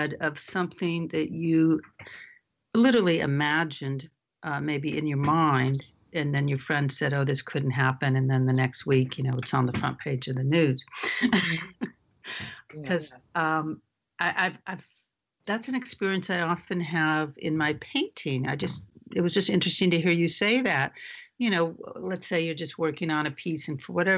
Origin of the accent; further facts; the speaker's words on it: Los Angeles, California, United States; now in north of San Francisco, United States; I grew up in the Palisades, Pacific Palisades